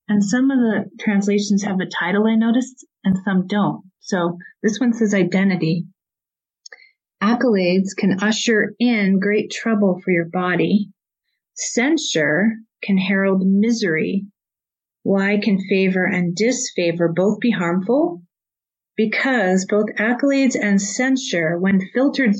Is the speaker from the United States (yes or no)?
yes; Colorado, United States; I grew up in Colorado